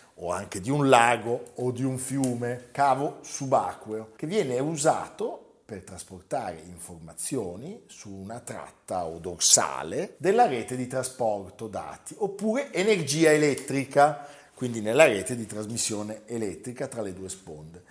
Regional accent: Genoa, Liguria, Italy; Io pensavo da genovese

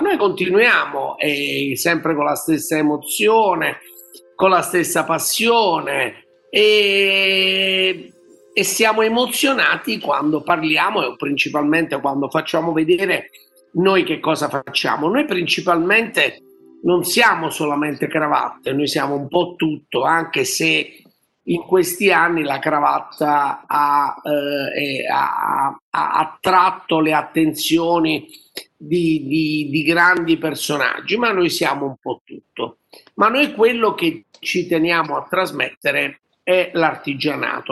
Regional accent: Naples, Campania, Italy; noi siamo, noi poi siamo, siamo napoletani

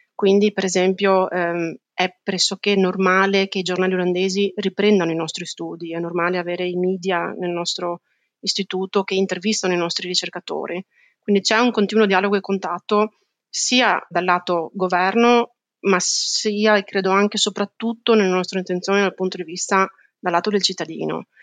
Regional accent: Italy; moved away as an adult; now in The Hague, Netherlands; nel mio paese di origine

